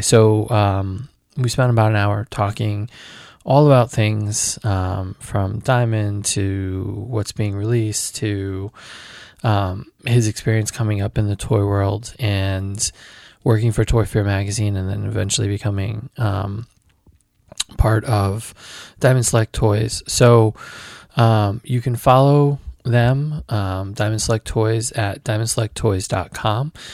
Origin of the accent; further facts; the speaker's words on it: Connecticut, United States; we're both from Connecticut